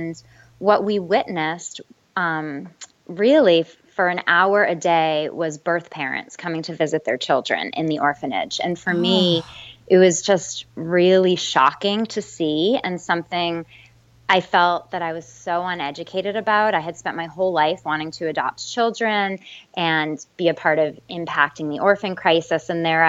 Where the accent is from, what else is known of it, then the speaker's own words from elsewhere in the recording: East Coast, United States; now in Fort Worth, United States; So we live in Fort Worth, Texas now. I'm originally from the East Coast, but we've been in Texas for about 5 years now, I think.